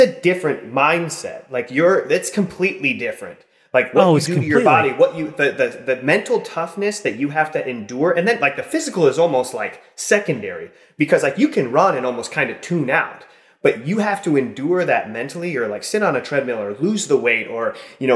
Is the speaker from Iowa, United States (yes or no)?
yes; Mason City, Iowa, United States; moved away as an adult; also born or lived in Rudd, Iowa; now in California, United States; So in Mason City, Iowa, and then Rudd, Iowa